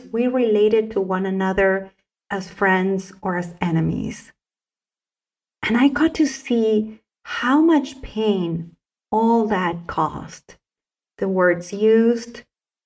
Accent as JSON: {"language": "English", "region": "Salta", "country": "Argentina", "tie": "born or raised there", "first_language": "Spanish", "second_language": "English", "said": "I was a very young child growing up in the province of Salta in northern Argentina"}